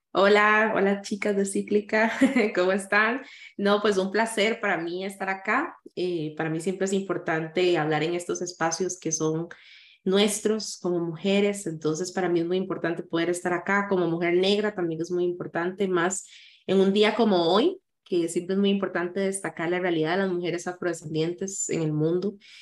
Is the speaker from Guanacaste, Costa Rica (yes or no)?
no; San José, Costa Rica; yo nací en San José, eh, la mayoría de la gente cree que nací en Limón